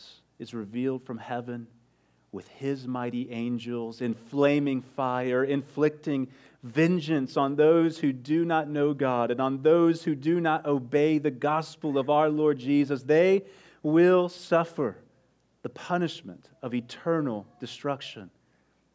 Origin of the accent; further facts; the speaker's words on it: Midland, Texas, United States; moved away; I'm originally from West Texas, from Midland